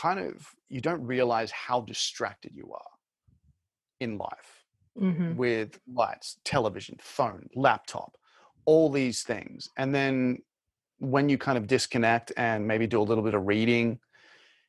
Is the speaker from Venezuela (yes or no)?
no; Brisbane, Queensland, Australia; moved away; also born or lived in Sydney; I lived in Sydney for about six, seven years, but I'm from Brisbane